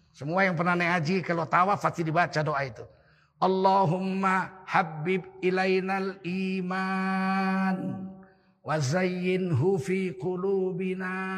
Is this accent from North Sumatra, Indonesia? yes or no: yes; Tanjung Sari, North Sumatra, Indonesia; Pertama kali NU berdiri di Sumatera Utara di kampung saya di Setiabudi Tanjung Sari.